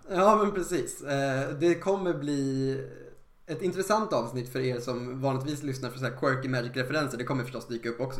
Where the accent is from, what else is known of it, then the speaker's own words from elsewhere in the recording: Eskilstuna, Södermanland, Sweden; som butiken hette hemma i Eskilstuna på den tiden